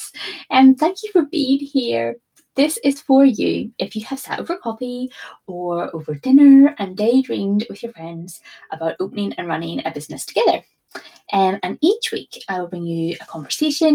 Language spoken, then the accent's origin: English; Northern Ireland, United Kingdom; also born or lived in New York; now in England; I live in England, but I'm from Northern Ireland originally.